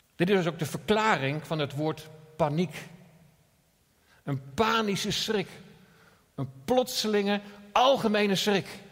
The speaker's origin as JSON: {"language": "Dutch", "country": "Netherlands", "said": "we als Nederlanders"}